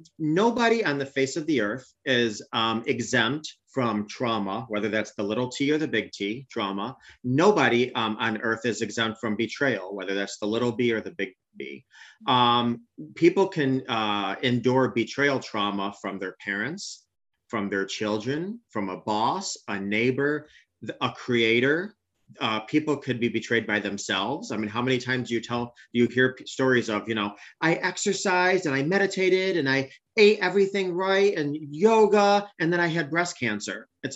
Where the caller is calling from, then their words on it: upstate New York, United States; I'm calling from the great New York State, upstate New York, actually.